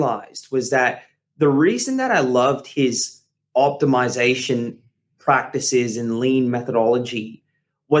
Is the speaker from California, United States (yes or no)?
yes; California, United States; I grew up in California